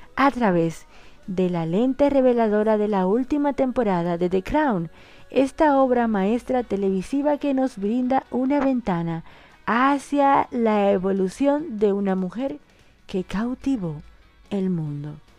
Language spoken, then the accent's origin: Spanish; Dominican Republic; now in Argentina; una dominicana en Argentina y la dominicana más argentina de la bolita del mundo